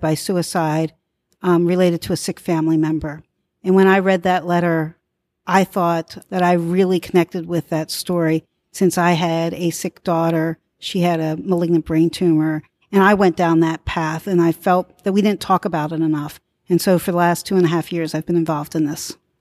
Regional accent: Philadelphia, Pennsylvania, United States; I'm from Philadelphia, I work in the community

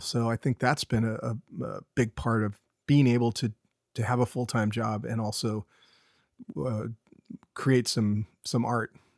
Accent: Carmel Valley, California, United States; I grew up here, uh, on the Monterey Peninsula, uh, specifically in Carmel, Carmel Valley

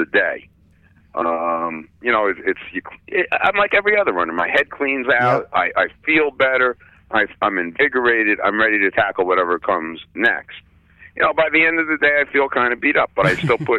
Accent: Little Silver, New Jersey, United States; also born or lived in Vermont; I grew up about 15 minutes from here

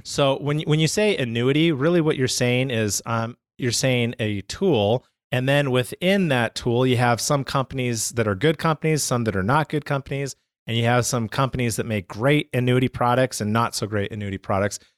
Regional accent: Canada; I'm from Canada, right? So, pretty much, like, half the year is snow.

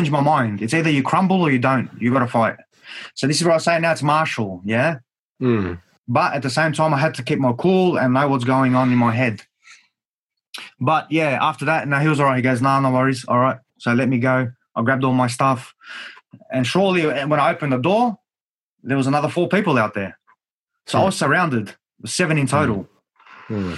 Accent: Australia

